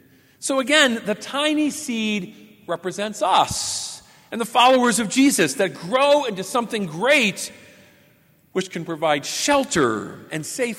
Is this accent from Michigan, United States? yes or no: no; Pendleton, Indiana, United States; my hometown, just 45 minutes away from here in Pendleton.